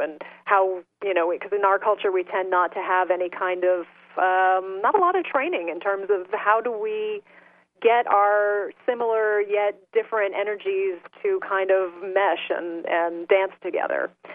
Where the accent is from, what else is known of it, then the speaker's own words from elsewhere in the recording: Salem, Massachusetts, United States; I grew up in Salem, Massachusetts